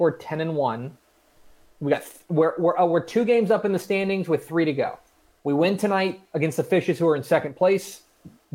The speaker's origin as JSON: {"language": "English", "region": "Texas", "country": "United States", "tie": "born or raised there", "said": "I love my home state."}